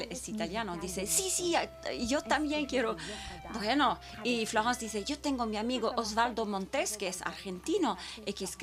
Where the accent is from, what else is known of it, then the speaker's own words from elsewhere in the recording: Tokyo, Japan; born there; Y también porque yo nací en Tokio